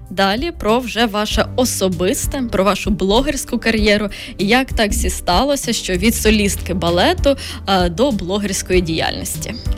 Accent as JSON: {"language": "Ukrainian", "town": "Kryvyi Rih", "region": "Dnipropetrovsk Oblast", "country": "Ukraine", "said": "я як народжена 5 березня біля 8 березня, а я з Кривого Рогу"}